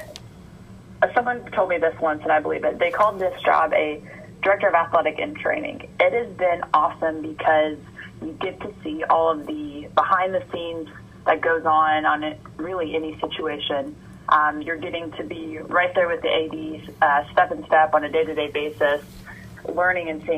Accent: Georgia, United States; born or raised there; moved away as an adult; now in College Station, United States

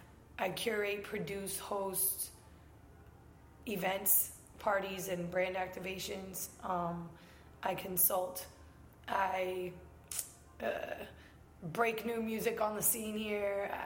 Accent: Tampa, Florida, United States; So I went to high school and the few years that I went to college for in Tampa. So I guess I'm from Tampa.

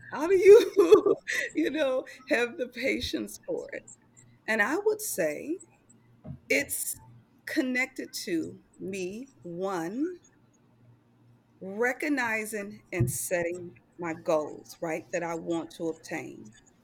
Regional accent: Milwaukee, Wisconsin, United States; So I am originally from Milwaukee, Wisconsin. I grew up in a poverty-stricken neighborhood where my mom was a single mother of four children.

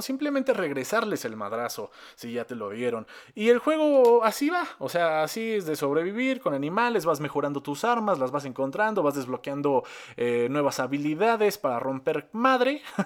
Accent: Mexico; yo estoy aquí en México, soy mexicano.

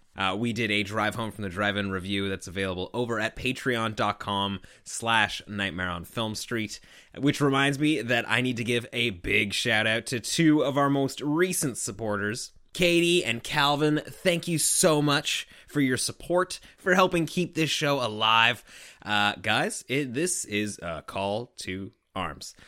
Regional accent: Canada; we're Canadian

